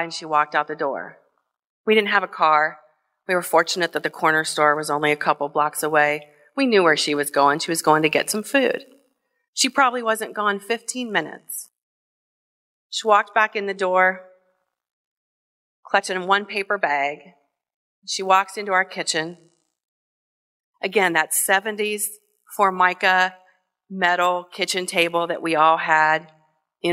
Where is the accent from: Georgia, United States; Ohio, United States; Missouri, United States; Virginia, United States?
Ohio, United States; Kenton; the tiny little apartment that I grew up in Kenton, in Hardin County in Northwest Ohio